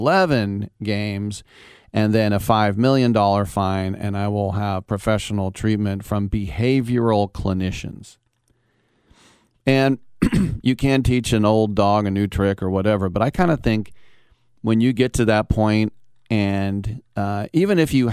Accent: United States; I'm American.

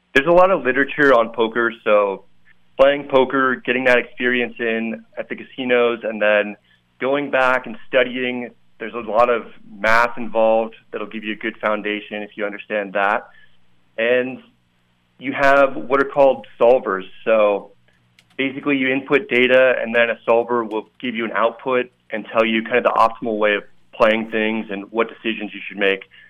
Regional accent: Santa Rosa, California, United States; moved away as an adult; also born or lived in San Diego / San Francisco; now in Las Vegas, United States; I grew up in Santa Rosa and uh, grew up a big Bay Area sports fan

